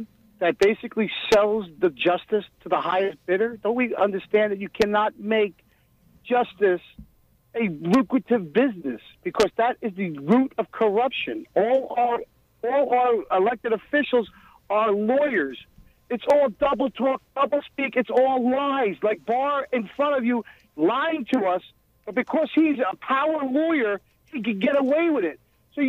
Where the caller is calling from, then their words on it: Homedale, New Jersey, United States; from Homedale, New Jersey.